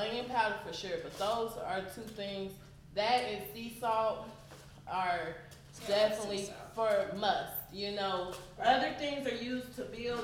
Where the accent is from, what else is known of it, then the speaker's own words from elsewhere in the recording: the South, United States; we was raised in the South